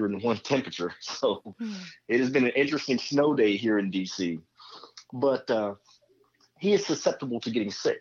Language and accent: English; Nashville, Tennessee, United States; growing up in the South, in the great state of Tennessee, beautiful city of Nashville